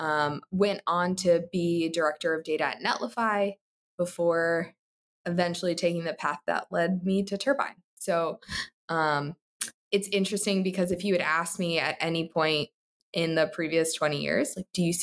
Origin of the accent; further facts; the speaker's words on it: Newark, New Jersey, United States; moved away as an adult; also born or lived in Elizabeth, New Jersey; now in Columbus, United States; Originally from New Jersey, grew up in Newark, went to high school in Elizabeth